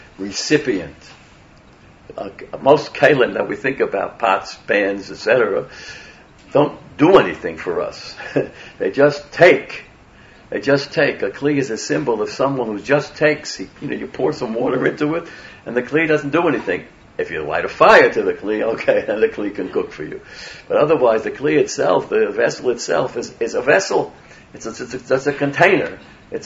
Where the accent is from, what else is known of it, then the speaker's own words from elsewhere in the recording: New York City, New York, United States; I was born in Brooklyn